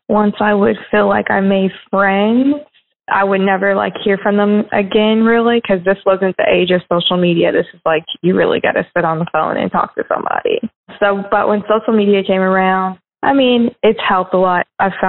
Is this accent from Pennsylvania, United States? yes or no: no; Alton, Illinois, United States; born there; I moved around a lot, and like I lived in Alton, Illinois, which is where I was born, and Chica